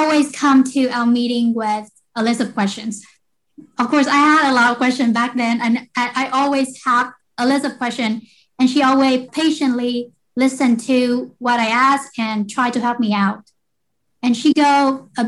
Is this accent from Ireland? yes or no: no; Vietnam; moved away as an adult; now in United States; I grew up in Vietnam and I came to the US when I was 18 years old for education